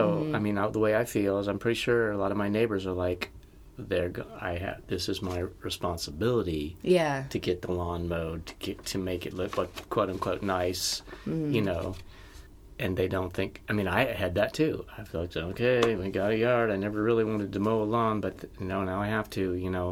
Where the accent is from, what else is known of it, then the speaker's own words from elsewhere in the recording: the South, United States; I was raised in the South